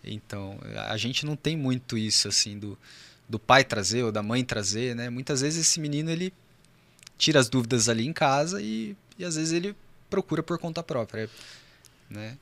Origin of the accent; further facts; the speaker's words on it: São José, Brazil; eu sou de São José mesmo